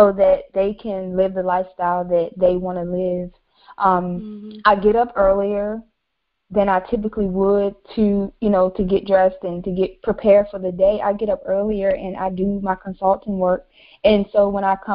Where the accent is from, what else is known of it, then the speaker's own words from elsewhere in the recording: Virginia, United States; now in Raleigh, United States; So originally I'm from Virginia. I now reside in Raleigh